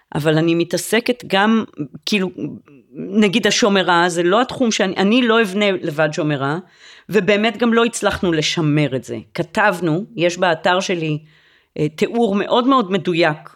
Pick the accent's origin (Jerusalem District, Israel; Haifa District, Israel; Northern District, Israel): Jerusalem District, Israel; Jerusalem; אני גדלתי בירושלים וטיילתי באזור יהודה ושומרון בנערותי